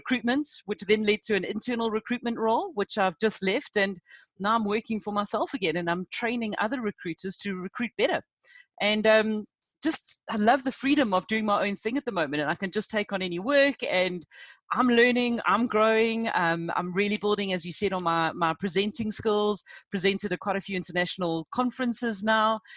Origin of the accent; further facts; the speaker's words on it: South Africa; also born or lived in United Kingdom; I'm a South African